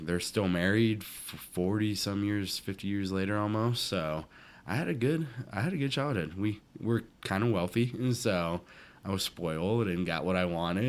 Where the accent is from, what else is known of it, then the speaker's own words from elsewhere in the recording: Minnesota, United States; born there; So it's funny. I was born in Minnesota. I moved around a couple of times.